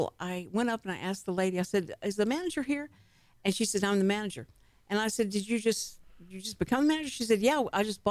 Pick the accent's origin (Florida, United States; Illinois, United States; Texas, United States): Texas, United States; accent: Texas